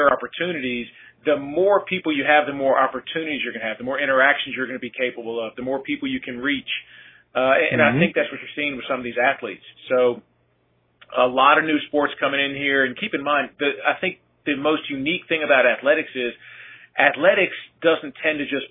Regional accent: Fairfax, Virginia, United States; moved away as an adult; now in South Carolina, United States; born and raised in Fairfax, Virginia, then came south via opportunity to attend Clemson

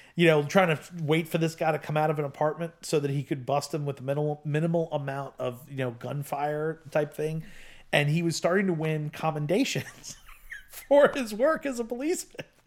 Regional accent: United States; I'm an American of Italian descent, but I'm only, uh, you know, I'm s, second generation

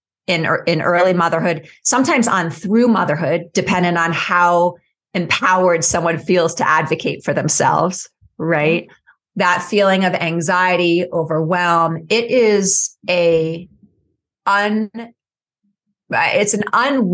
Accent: New York City, New York, United States; now in Boulder, United States; I grew up in New York City in Brooklyn, New York, and I was raised by two very successful and yet very anxious parents

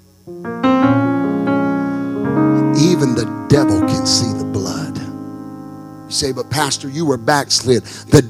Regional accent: Texarkana, United States; my hometown in Texarkana

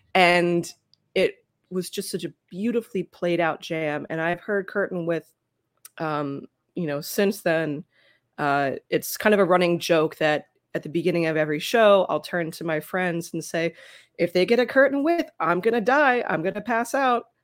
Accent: Philadelphia, Pennsylvania, United States; my hometown

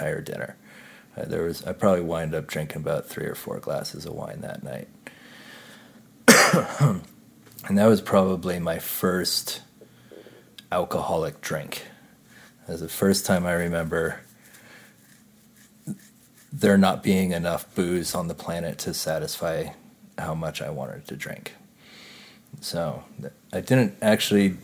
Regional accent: Louisville, Colorado, United States; also born or lived in Boulder, Colorado; I grew up in Louisville, Colorado

